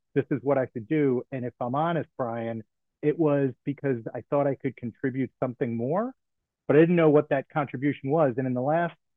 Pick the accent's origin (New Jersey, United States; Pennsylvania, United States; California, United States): New Jersey, United States; Bogota; now in Maryland, United States; I was a town councilman in my hometown.